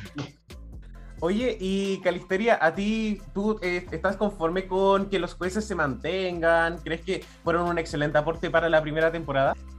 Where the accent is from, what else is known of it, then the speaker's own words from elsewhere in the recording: Chile; nosotros como chilenos